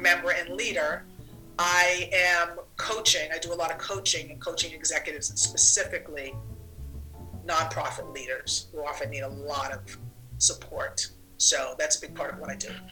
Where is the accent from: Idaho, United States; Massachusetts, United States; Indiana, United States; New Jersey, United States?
Massachusetts, United States; Boston; moved away as an adult; now in Brooklyn, United States; I live in Brooklyn and I have been to Maine many times because I'm originally from Boston. So I'm a New Englander. And I left Boston in 1980